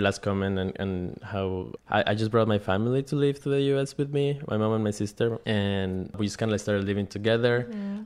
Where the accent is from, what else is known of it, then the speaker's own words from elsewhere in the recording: Quindío, Colombia; now in New York, United States; There are relatively small places in, in Quindío, Colombia, which is the smallest state and it's very pretty rural. My grandpa grows coffee, the coffee mm-hmm. farm, and I grew up kind of like in that a lot of greenery